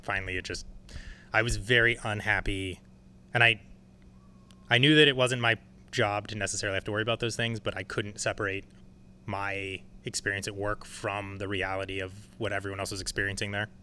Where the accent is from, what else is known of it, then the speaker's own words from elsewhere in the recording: San Francisco, California, United States; I was born here.